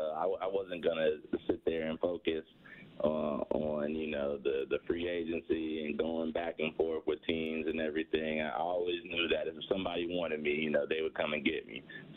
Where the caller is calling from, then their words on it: Boca Raton, Florida, United States; Boca Raton, Florida. Sunny Boca Raton, Florida.